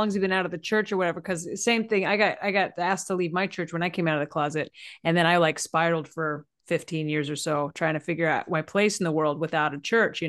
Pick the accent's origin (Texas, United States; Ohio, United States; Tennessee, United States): Texas, United States; I know we grew up in Texas, but the bar is a little low.